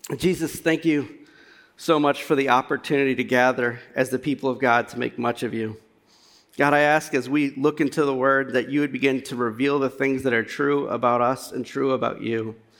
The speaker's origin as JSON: {"language": "English", "region": "Louisiana", "country": "United States", "tie": "born or raised there", "moved": "yes", "lives_now": "Cincinnati, United States", "said": "I'm not from Cincinnati. I'm from Louisiana. Me and Chris, or Critter, as I've known him my entire life, have uh, grown up as friends from Louisiana"}